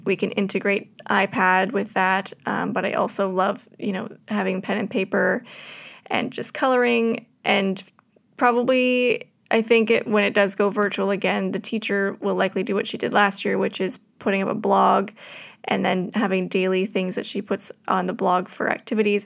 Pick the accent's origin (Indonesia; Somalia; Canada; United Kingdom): Canada; being Canadian